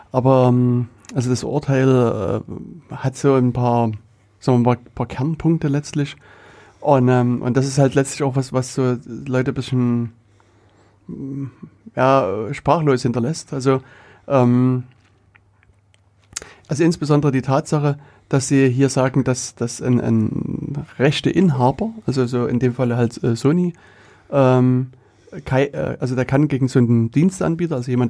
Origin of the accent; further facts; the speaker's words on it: Saxony, Germany; accent: Saxon; dass ich äh, kein Thüringer Dialekt habe, sondern